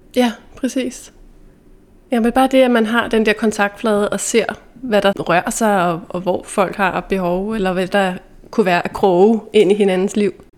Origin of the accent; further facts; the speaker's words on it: Dragør, Capital Region of Denmark, Denmark; da vi gik i gymnasiet, der boede jeg hjemme i Dragør